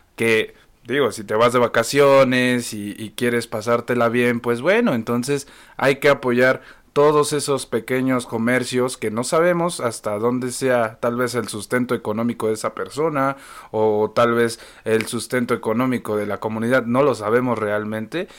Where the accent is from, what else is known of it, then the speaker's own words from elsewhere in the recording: Mexico; siendo que somos mexicanos, el mismo país, vivimos las mismas crisis